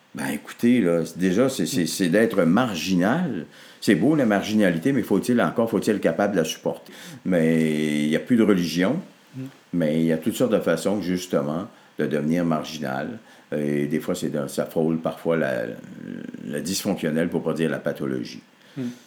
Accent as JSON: {"language": "French", "town": "Arvida", "region": "Quebec", "country": "Canada", "tie": "born or raised there", "said": "je suis né au monde à Arvida, dans une paroisse qui s'appelait Saint-Jacques. C'était tout petit, là, notre patelin"}